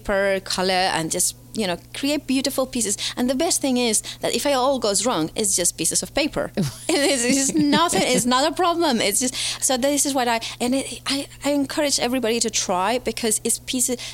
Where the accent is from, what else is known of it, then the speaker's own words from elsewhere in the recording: Spain; moved away as an adult; now in United Kingdom; Originally from Spain, living in the UK for the last 15 years.